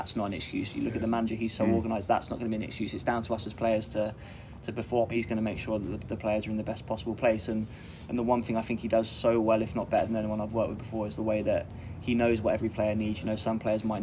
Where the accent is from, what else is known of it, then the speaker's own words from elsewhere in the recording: Maidenhead, South East England, United Kingdom; I grew up in Maidenhead, which is just down M4